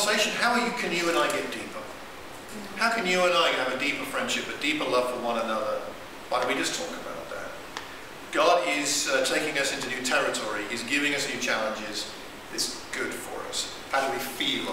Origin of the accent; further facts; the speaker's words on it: United Kingdom; I'm British.